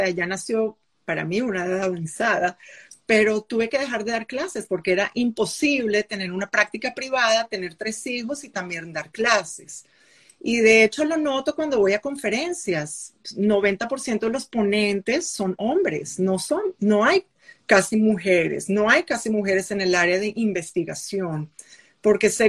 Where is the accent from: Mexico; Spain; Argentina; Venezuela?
Venezuela; mostrarles que saben que soy de América Latina, que vengo, vengo de Venezuela, vengo de la central